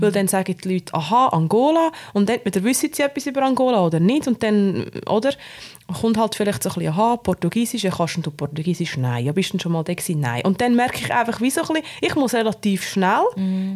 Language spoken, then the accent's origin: German; Obwalden, Switzerland; Ich bin in Ovalde aufgewachsen, in einem sehr konservativen Umfeld